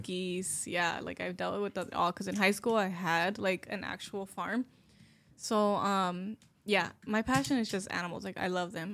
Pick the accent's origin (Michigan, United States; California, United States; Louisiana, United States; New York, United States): California, United States; Los Angeles; I was born and raised in Lincoln Heights